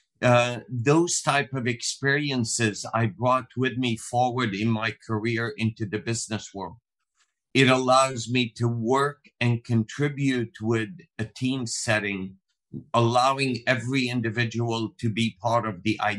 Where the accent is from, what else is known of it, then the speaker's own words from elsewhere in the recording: Lebanon; moved away as an adult; also born or lived in Ghana; now in United States; I was born in Lebanon, a small country in the Middle East, raised in Africa, in Ghana for the first 9 years, came back to Lebanon in the late 60s, and then in 1980 immigrated to the U.S. to go to college